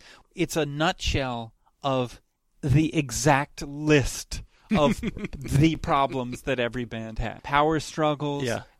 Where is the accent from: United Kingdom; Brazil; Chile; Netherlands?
Chile; born there; I was born in Chile, where my parents had just moved.